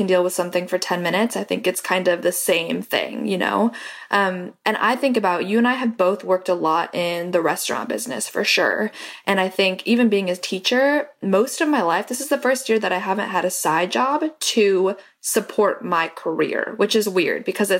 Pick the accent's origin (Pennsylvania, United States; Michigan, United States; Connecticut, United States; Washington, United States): Washington, United States; Seattle; Like I'm from Seattle. I moved to this new company, this new school, and nobody had any idea who I was.